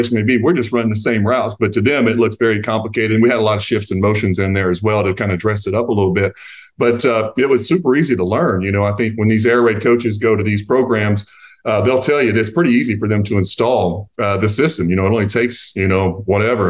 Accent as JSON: {"language": "English", "region": "Eastern Kentucky", "country": "United States", "tie": "born or raised there", "said": "I grew up closer to Knoxville, Tennessee than I did to Lexington, where I grew up in Eastern Kentucky"}